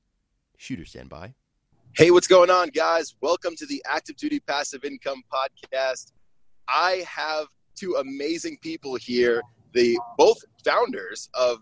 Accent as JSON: {"language": "English", "region": "Virginia", "country": "United States", "said": "I'm actually from Virginia, but I'm down in Florida right now. I'm heading to Miami."}